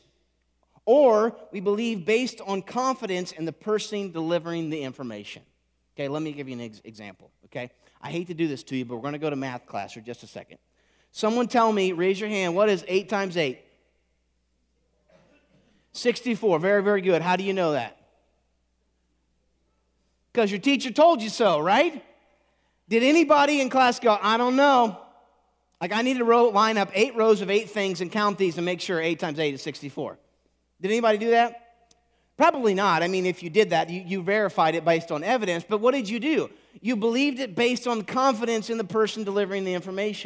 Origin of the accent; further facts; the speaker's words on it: Indiana, United States; I was raised in Indiana